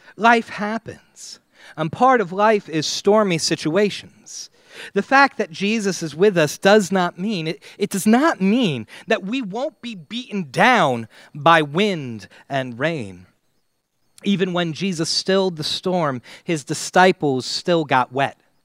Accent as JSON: {"language": "English", "country": "United States", "said": "as an American"}